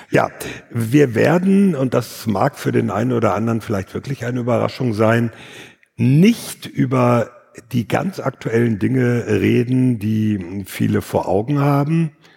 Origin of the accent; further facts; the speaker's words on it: North Rhine-Westphalia, Germany; dass ich aus Westfalen komme